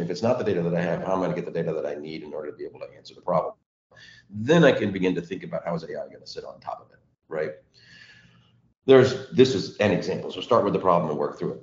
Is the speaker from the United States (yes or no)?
yes; Texas, United States; I grew up in Texas